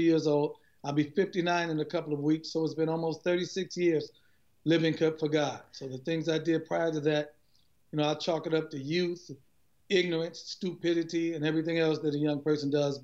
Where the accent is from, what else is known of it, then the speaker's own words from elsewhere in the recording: Cleveland, Ohio, United States; I'm a Cleveland, Ohio native, born and raised in Cleveland, on the east side of Cleveland.